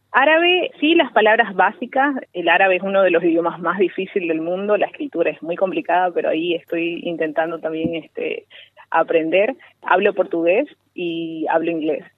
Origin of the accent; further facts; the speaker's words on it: Bolivia; moved away as an adult; now in Doha, Qatar; en mi país, Bolivia